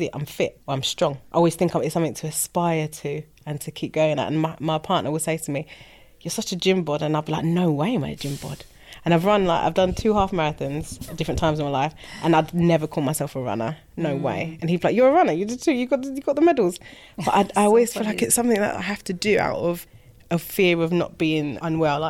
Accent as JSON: {"language": "English", "region": "London", "country": "United Kingdom", "tie": "born or raised there", "said": "I'm a Londoner through and through"}